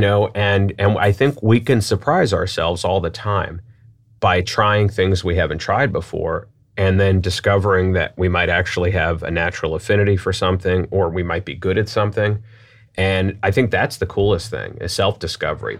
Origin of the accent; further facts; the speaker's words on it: New York, United States; now in St. Louis, United States; I'm from New York